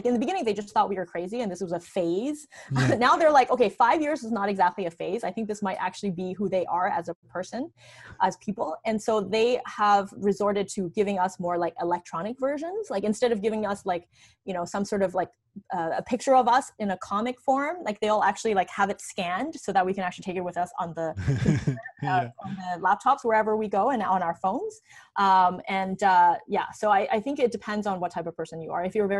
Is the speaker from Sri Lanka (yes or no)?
no; China; because I grew up in China.